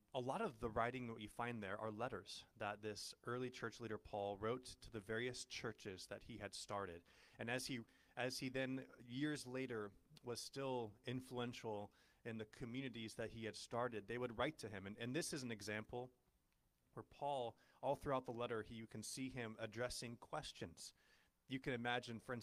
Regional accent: Ojai, California, United States; I grew up in Ojai.

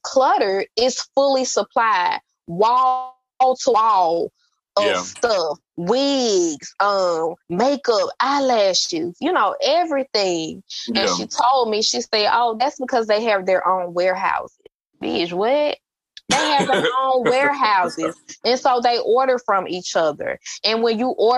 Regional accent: Campbellton Road, Georgia, United States; I grew up on Campbellton Road

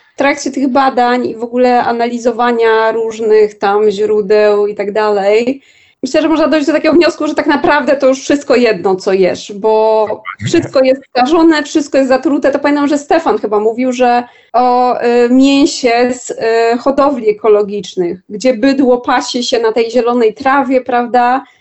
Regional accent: Warsaw, Masovian Voivodeship, Poland; mimo że jestem z Warszawy i mieszkam w Warszawie

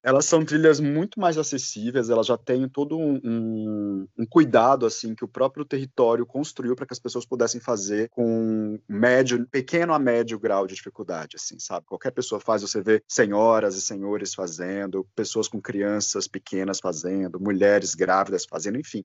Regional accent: Goiás, Brazil; now in São Paulo, Brazil; meus documentos eram de Goiás, eu sou de Goiás

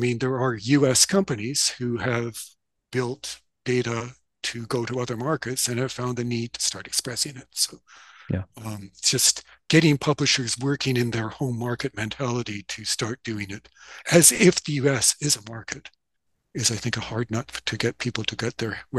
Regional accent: Canada; So, and I speak that as a Canadian publisher

